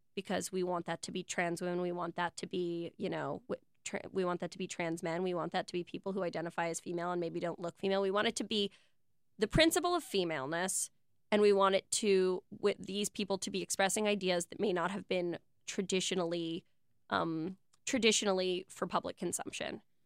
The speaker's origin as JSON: {"language": "English", "town": "New York City", "region": "New York", "country": "United States", "tie": "born or raised there", "said": "I was born in Soho in nineteen eighty-six."}